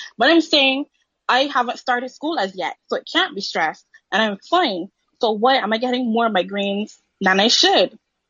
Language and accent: English; Barbados; I'm from Barbados.